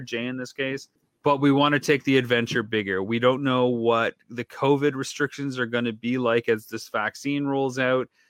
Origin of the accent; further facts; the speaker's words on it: London, Ontario, Canada; my hometown